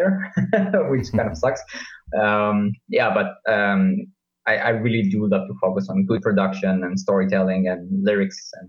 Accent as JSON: {"language": "English", "country": "Israel", "tie": "born or raised there", "moved": "as an adult", "lives_now": "Leipzig, Germany", "said": "I'm 32 years old, also was born in Israel"}